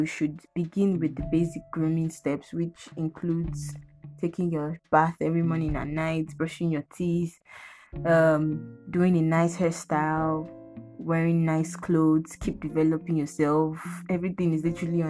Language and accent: English; Lagos, Nigeria; I'm from Lagos State, so you can say that I am Omo Yoruba.